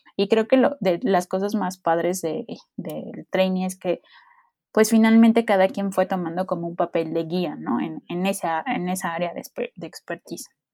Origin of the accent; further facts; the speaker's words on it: Veracruz, Mexico; Yo soy veracruzana